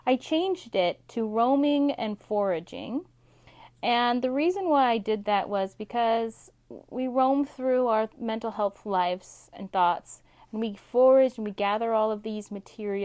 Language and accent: English; Alaska, United States; my home state of Alaska